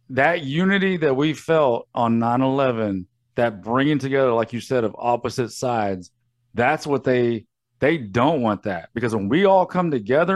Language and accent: English; New York, United States; as a New Yorker